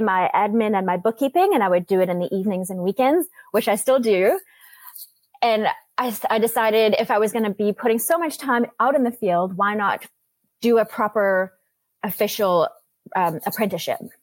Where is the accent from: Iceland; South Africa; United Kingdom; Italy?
South Africa; now in Vancouver, Canada; I was born and raised in South Africa. I moved to Canada to Vancouver about 22 years ago with my family.